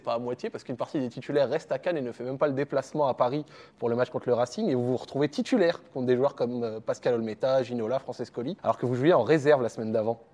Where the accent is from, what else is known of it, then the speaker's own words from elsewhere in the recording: Morocco; en tant que Marocain